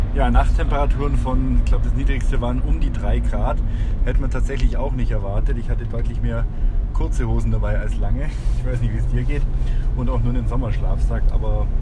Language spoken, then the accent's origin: German; Germany; wir uns als Deutsche